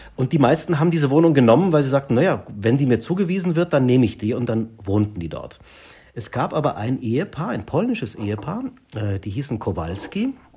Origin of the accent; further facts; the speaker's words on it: Germany; also born or lived in Munich; wir als Deutsche